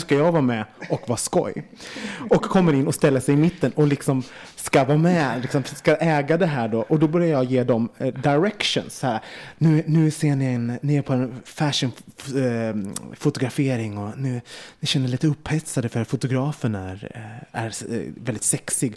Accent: Gothenburg, Västra Götaland, Sweden; som liten i Göteborg

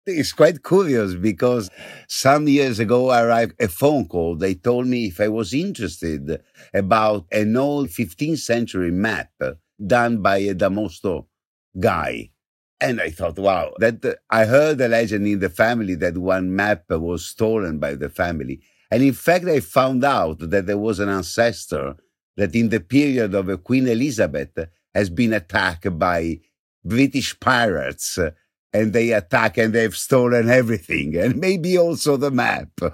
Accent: Venice, Veneto, Italy; also born or lived in Sicily; I'm from Venice.

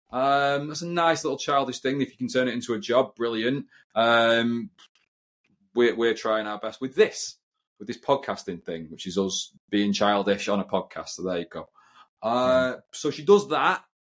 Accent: United Kingdom; I'm quite British in that sense.

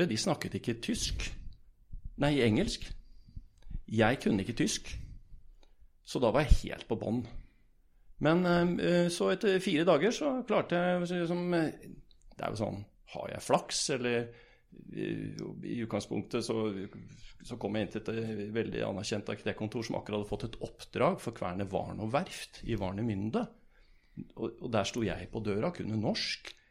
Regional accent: Bergen, Vestland, Norway; moved away as an adult; now in Berlin, Germany; Eh, reiste til Berlin. Og hadde kone og en, en sønn hjemme i Bergen. Og grunnen til at jeg dro, var jo at det var ingenting å gjøre hjemme i Norge.

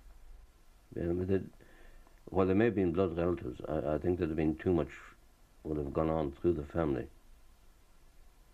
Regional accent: Ireland; also born or lived in Czechoslovakia; I was brought up in Ireland. I was educated in Ireland.

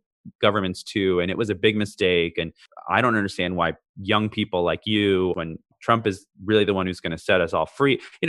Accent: Canada; born there; also born or lived in California, United States; born in Canada, lived in different places, California, wherever.

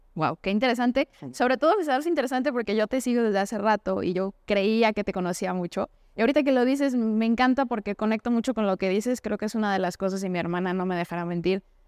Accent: Mexico; como mexicanos

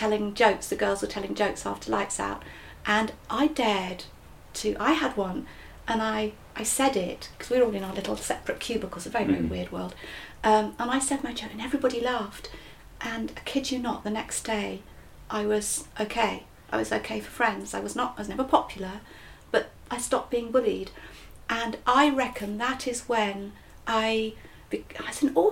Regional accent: Yorkshire and the Humber, United Kingdom; accent: Yorkshire; my Yorshire accent

